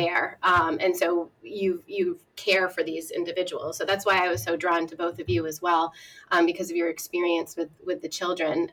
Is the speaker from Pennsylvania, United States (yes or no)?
no; a small town in Massachusetts, United States; I'm from a small town in Massachusetts, about an hour west of Boston.